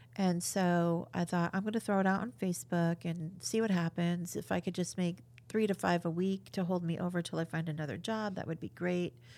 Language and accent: English; New York, United States; now in Cedar Rapids, United States; I'm from New York